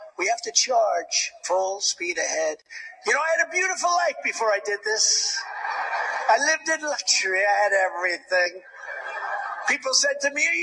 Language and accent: English; New York, United States; I was from New York.